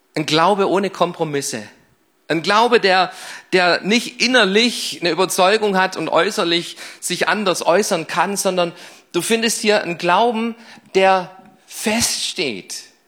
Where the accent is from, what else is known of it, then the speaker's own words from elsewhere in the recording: Crailsheim, Baden-Württemberg, Germany; ich bin hier in Kralsheim geboren, ich ging hier in Kralsheim auf die Schulen